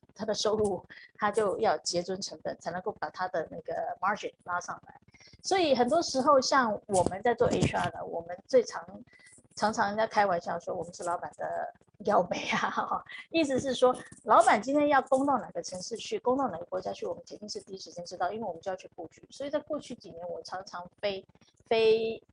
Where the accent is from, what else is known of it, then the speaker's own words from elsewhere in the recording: Taiwan; moved away as an adult; now in Philippines; 因为毕竟我自己出生在台湾嘛